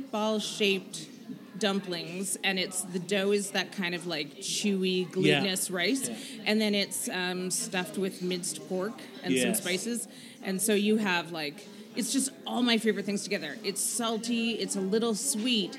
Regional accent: Vancouver, British Columbia, Canada; I grew up in Vancouver

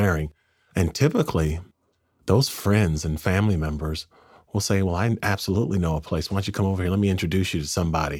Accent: Pasadena, California, United States; I grew up in Pasadena

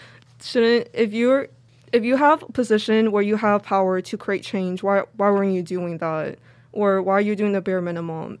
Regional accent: New York City, New York, United States; also born or lived in Manhattan; we're from New York City, like, the Manhattan area, and we grew up in Brooklyn, too

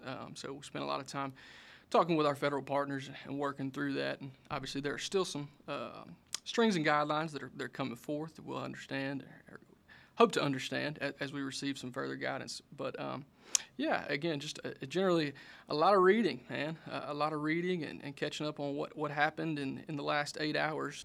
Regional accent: Mendenhall, Mississippi, United States; I grew up in Minnehaha, Mississippi, uh, down in Simpson County

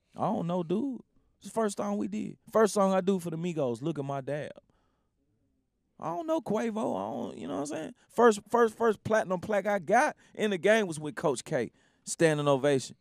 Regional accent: Memphis, Tennessee, United States; coming from Memphis, like, you gotta under, you gotta understand, like, I grew up around …

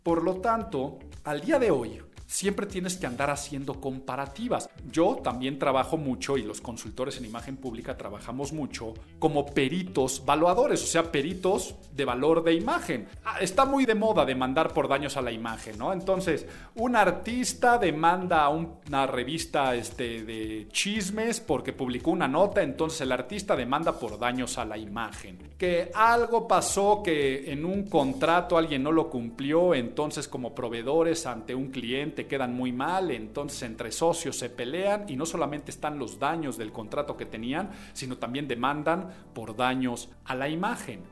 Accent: Mexico; como mexicano

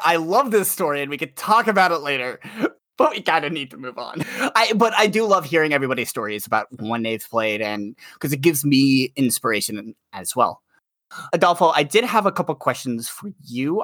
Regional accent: New York, United States; I'm a New Yorker

